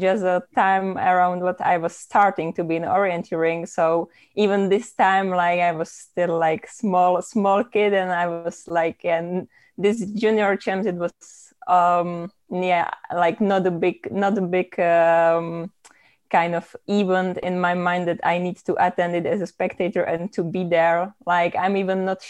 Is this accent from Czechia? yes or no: yes; Olomouc, Olomouc Region, Czechia; in Olomouc, which is actually my hometown